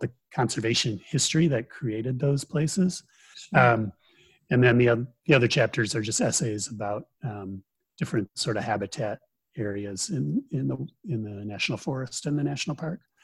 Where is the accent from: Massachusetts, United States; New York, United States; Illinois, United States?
Illinois, United States; Chicago; moved away; I grew up near Chicago